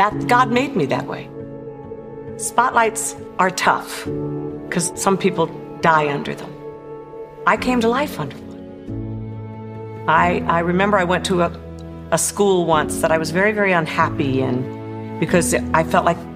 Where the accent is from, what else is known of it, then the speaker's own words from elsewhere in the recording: Maryland, United States; also born or lived in Paris, France; I was born in Paris, France, but I grew up in Maryland